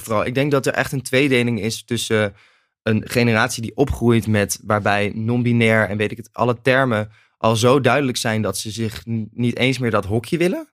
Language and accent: Dutch; Nijmegen, Gelderland, Netherlands; Ik kom uit Nijmegen en ik ging ook in Nijmegen studeren in het eerste jaar